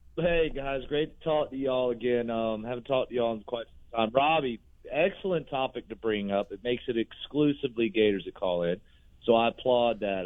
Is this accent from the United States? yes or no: yes; Gainesville, Florida, United States; I was born and raised in Gainesville